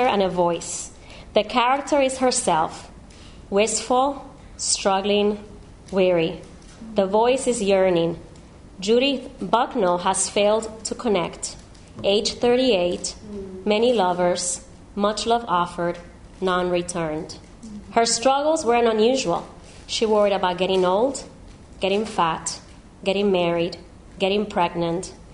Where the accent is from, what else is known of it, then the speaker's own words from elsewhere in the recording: Miami, Florida, United States; I come from Miami.